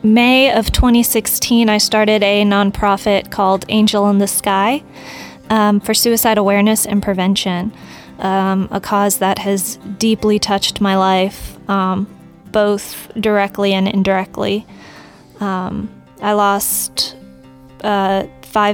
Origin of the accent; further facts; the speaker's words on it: Lighthouse Point, Florida, United States; moved away as an adult; now in Nashville, United States; I was raised in good old Lighthouse Point, Florida. So, Florida girl at heart. And getting used to the cold weather up in Nashville.